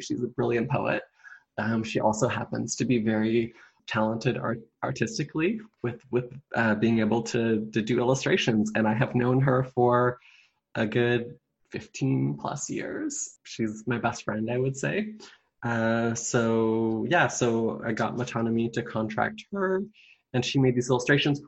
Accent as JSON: {"language": "English", "area": "Vancouver Island", "region": "British Columbia", "country": "Canada", "tie": "born or raised there", "said": "I grew up on Vancouver Island."}